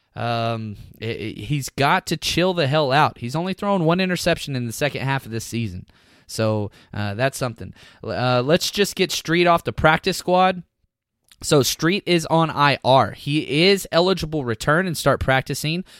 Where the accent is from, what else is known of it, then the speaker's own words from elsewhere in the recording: Dallas, Texas, United States; I'm from Dallas